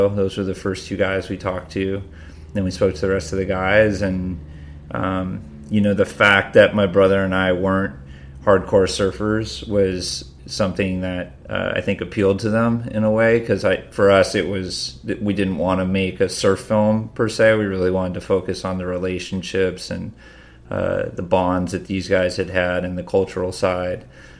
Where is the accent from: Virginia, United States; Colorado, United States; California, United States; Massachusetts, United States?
Massachusetts, United States; We grew up in Western Massachusetts, so not on the beach.